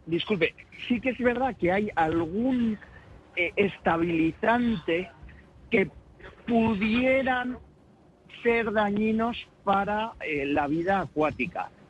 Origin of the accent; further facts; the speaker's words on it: Galicia, Spain; y todos tienen razón y ninguno tenemos razón, como buenos gallegos, ¿no?